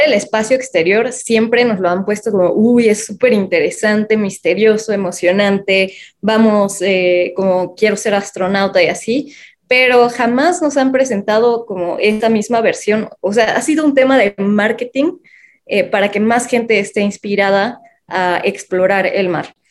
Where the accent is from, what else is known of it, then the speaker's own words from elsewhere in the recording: Mexico City, Mexico; nací en la Ciudad de México